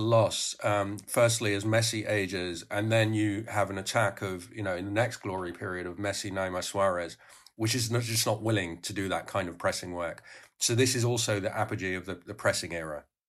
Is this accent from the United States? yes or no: no; Netherlands; I grew up in Holland